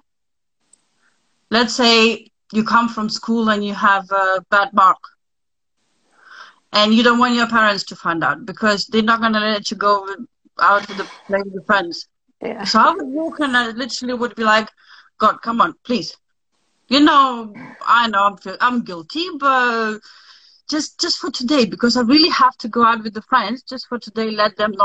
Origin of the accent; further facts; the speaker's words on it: Lithuania; moved away; I was born in Lithuania. I'm sort of half Russian, half Lithuanian